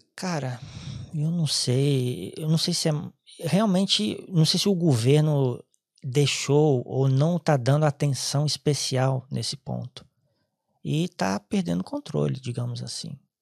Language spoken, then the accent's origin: Portuguese; Espírito Santo, Brazil; moved away as an adult; also born or lived in Ireland; now in Cork, Ireland; sou do Espírito Santo